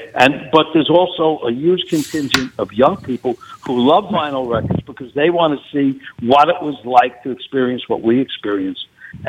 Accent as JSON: {"language": "English", "town": "New York City", "region": "New York", "country": "United States", "said": "I'm from the heart of Brooklyn, a little neighborhood in Brooklyn called Kensington."}